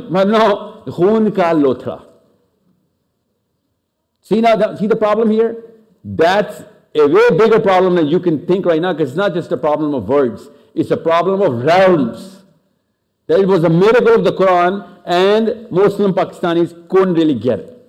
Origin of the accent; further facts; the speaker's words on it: Australia; Even though I was born and raised in Australia